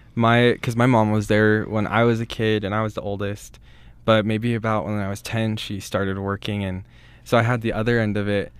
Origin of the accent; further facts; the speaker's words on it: Rexburg, Idaho, United States; I grew up just here outside of Rexburg